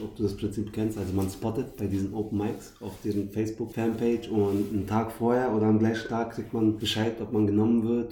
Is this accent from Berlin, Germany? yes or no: yes; Berlin, Germany; ich bin Berliner. Ich bin echt einer von den wenigen